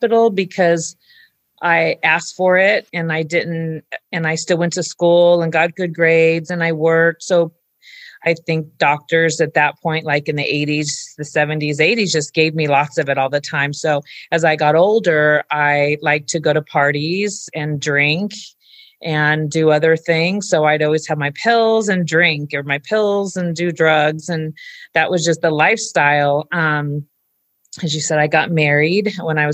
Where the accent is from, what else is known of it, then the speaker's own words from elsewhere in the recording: Orange County, California, United States; I grew up in Orange County, California, and I had a loving family.